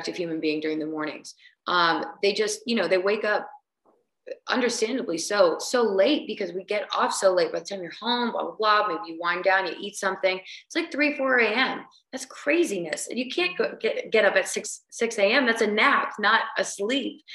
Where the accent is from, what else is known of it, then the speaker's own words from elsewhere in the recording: New Jersey, United States; I'm from New Jersey. I grew up in New Jersey